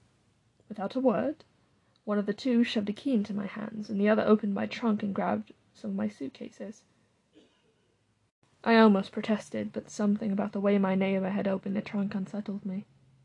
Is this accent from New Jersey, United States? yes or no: no; New Mexico, United States; I'm from New Mexico, and in comparison to New Mexico's hot and sunny weather and its more hardened wildlife, Maine and its cold, dry air